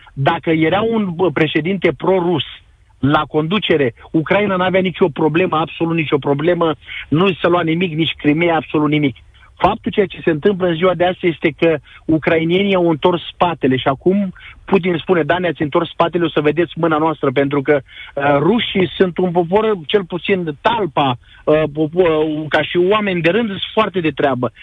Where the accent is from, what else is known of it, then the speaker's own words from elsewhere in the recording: Constanța, Constanța County, Romania; moved away as an adult; also born or lived in Chernivtsi Oblast, Ukraine; now in Ukraine; Eu sunt dobrogean de loc, constanțean